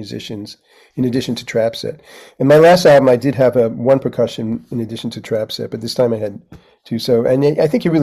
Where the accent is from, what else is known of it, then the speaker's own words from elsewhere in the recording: New York City, New York, United States; I grew up on in Manhattan